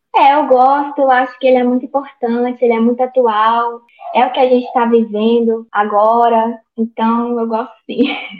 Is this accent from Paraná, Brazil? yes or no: no; Almenara, Minas Gerais, Brazil; moved away as an adult; also born or lived in Espírito Santo; sou natural do norte de Minas, aqui no Vale do Jequitinhonha, na cidade de Almenara. Eu nasci e criei aqui